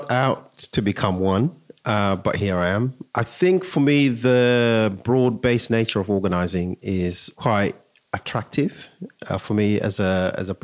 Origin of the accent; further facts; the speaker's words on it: Zimbabwe; now in United Kingdom; So I'm originally from Zimbabwe, and I was born in 1973